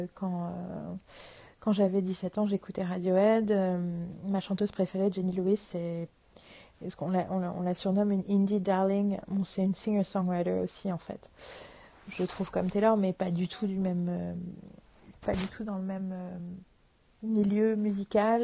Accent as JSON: {"language": "French", "country": "France", "said": "chez nous en France"}